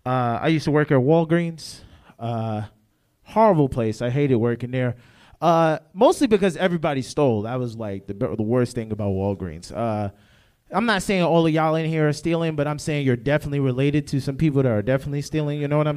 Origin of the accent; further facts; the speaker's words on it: New York, United States; No, I'm from New York.